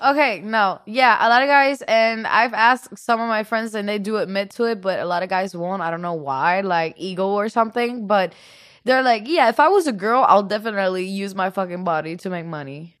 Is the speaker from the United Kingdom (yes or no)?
no; Puerto Rico; accent: Puerto Rican; English is a second language; now in Los Angeles, United States; I'm from Puerto Rico, right? In Puerto Rico, we're a mix of Spaniards, Taino Indians, and African Americans